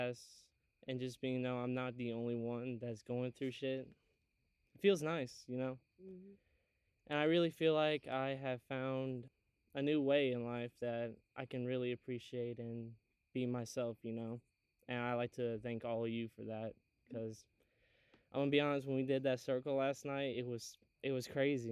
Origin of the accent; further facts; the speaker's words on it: Athens, Alabama, United States; also born or lived in Maryland; I'm from Athens, Alabama, but I'm also was born in Maryland, so I'm not really from around here